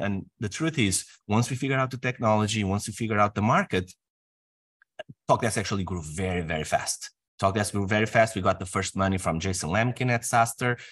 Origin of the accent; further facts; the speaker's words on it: Portugal; moved away as an adult; I'm from Portugal.